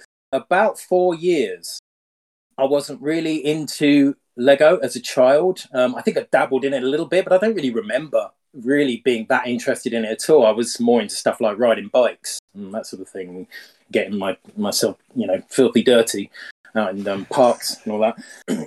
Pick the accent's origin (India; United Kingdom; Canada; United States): United Kingdom; Yeah, no, I'm just a normal dude from the UK. I live in what's probably the greyest city in the UK